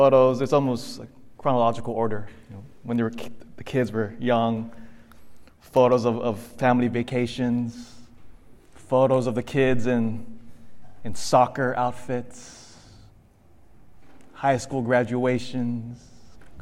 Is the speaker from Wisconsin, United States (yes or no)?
no; Elk Grove, California, United States; also born or lived in Philippines (ancestry) / Davis, California; my family's from the Philippines, but I was born here, raised in, here in the States. In fact, grew up in Elk Grove